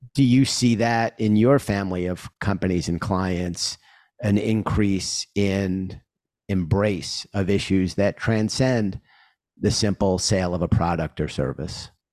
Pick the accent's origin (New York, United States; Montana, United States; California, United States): New York, United States; New York City; I'm a New Yorker